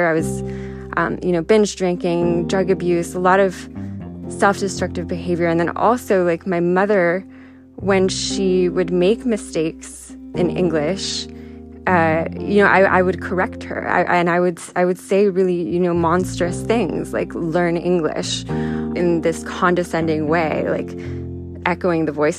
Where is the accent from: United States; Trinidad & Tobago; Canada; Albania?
United States; San Diego, California; first language Spanish; English is a second language; I grew up in San Diego on the border with Tijuana with a Mexican dad and a Puerto Rican mom. Spanish was my first language.